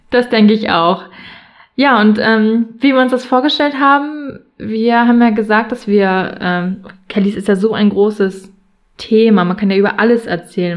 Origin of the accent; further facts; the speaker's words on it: Buxtehude, Lower Saxony, Germany; komme aus Buxtehude in der Nähe von Hamburg